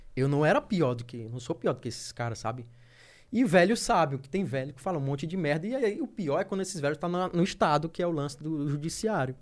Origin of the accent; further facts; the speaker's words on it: Teresina, Piauí, Brazil; Norte, que é de onde eu venho. Eu moro, eu moro, eu moro debaixo do aeroporto